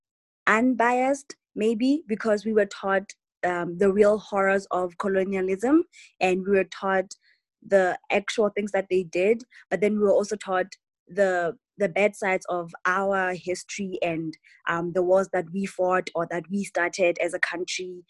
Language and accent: English; Lesotho; moved away as an adult; now in United States; I'm from Lesotho.